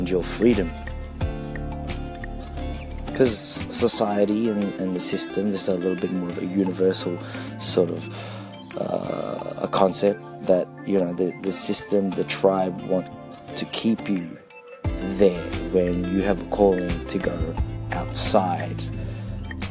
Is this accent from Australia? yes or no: yes; Australia; as a Filipino-Australian, I'm not Filipino-American